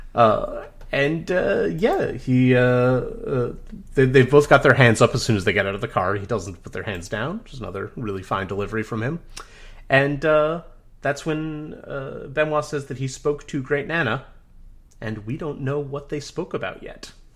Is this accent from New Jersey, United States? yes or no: yes; Dunellen, New Jersey, United States; my hometown of Danella, New Jersey